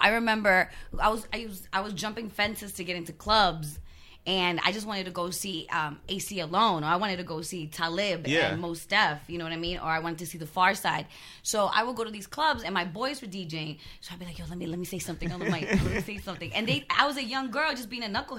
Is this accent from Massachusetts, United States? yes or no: no; Los Angeles, California, United States; I was born and raised in Los Angeles, mid-city Los Angeles, which is right next to South Central